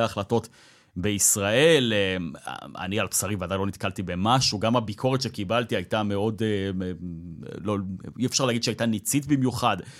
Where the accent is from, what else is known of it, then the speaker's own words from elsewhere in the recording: Israel; אני כישראלי שהסתובב במדינה הזאת במשך ארבעה ימים